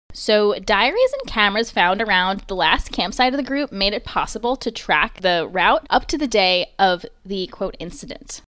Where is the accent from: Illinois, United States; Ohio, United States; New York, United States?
New York, United States; Long Island; accent: Long Island; I had such a Long Island accent